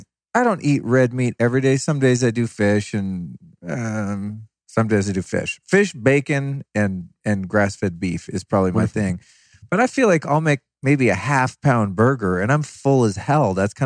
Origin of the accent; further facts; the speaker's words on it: United States; Otherwise, I'm an American listener.